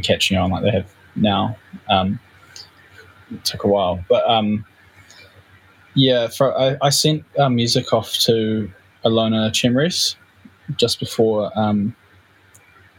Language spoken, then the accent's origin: English; New Zealand; we're a band from New Zealand